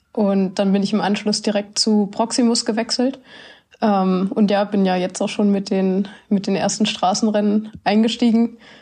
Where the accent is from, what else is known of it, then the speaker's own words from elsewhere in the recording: Sonnewalde, Brandenburg, Germany; moved away; Ich komme aus Sonnewalde.